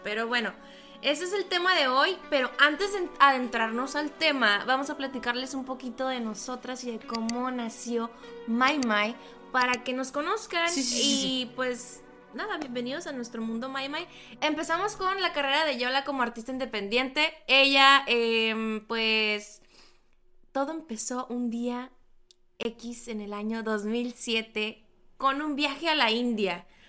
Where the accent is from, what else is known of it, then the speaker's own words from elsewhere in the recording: Loreto, Baja California Sur, Mexico; now in Hermosillo, Mexico; Yo soy de Loreto, Baja California